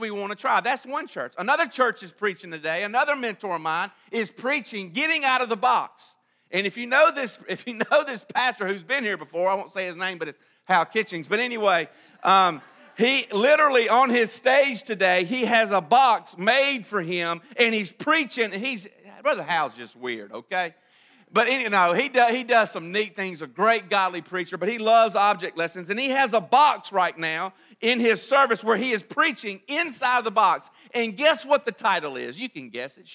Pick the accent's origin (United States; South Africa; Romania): United States; Vicksburg, Mississippi; now in Canton, United States; I'm from Vicksburg, and I enjoy Vicksburg